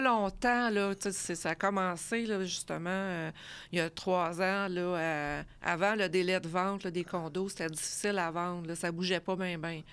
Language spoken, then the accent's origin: French; Laval, Quebec, Canada; moved away as an adult; now in Granby, Canada; je suis originaire de Laval